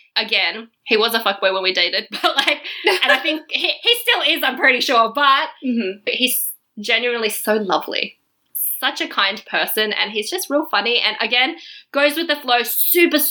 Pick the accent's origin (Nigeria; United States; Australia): Australia; now in Berlin, Germany; I was from Australia